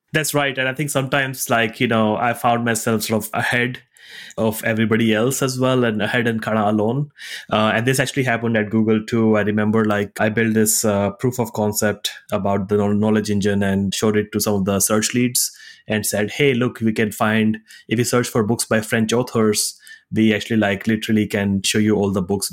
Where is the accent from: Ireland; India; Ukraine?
India; moved away as an adult; also born or lived in Singapore / Zurich, Switzerland / United States; I grew up in India, went to college in Singapore